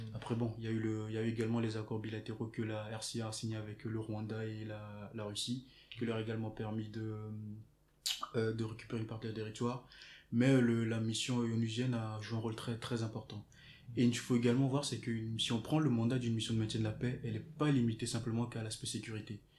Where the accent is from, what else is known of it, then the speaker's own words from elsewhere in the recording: Togo; je viens du Togo